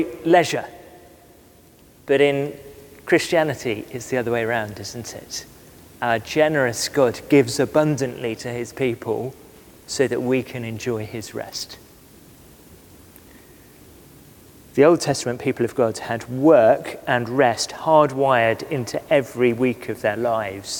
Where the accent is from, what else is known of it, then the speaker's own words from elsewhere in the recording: West Cornwall, South West England, United Kingdom; moved away; we grew up together in West Cornwall